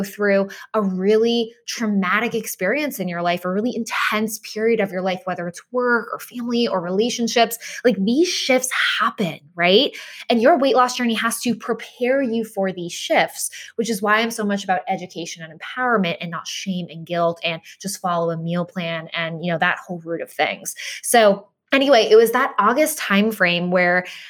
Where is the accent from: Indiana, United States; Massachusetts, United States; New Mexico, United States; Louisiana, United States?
Massachusetts, United States; Boston; moved away; I grew up in Boston